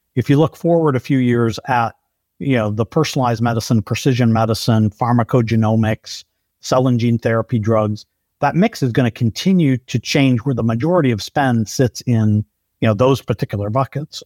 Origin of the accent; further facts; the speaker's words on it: Detroit, Michigan, United States; also born or lived in Brazil; born in Brazil and then moved back to Detroit when my parents, uh, came back from serving